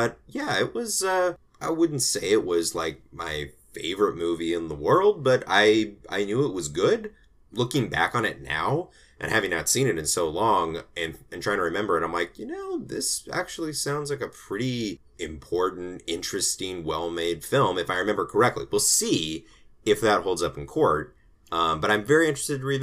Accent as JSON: {"language": "English", "town": "Los Angeles", "region": "California", "country": "United States", "tie": "born or raised there", "said": "as a young child growing up in Los Angeles"}